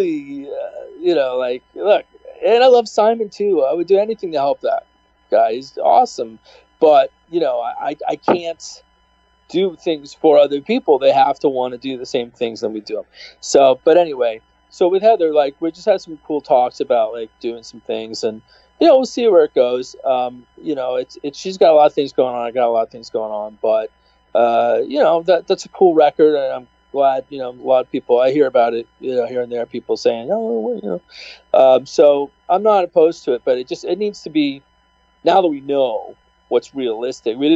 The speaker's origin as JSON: {"language": "English", "country": "United States", "said": "me being an American"}